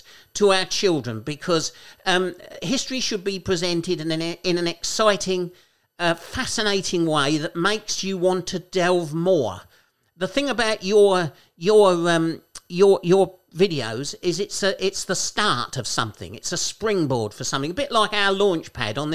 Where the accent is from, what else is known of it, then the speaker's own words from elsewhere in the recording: Kent, South East England, United Kingdom; People think I'm from London, but I'm not from London. I'm from Kent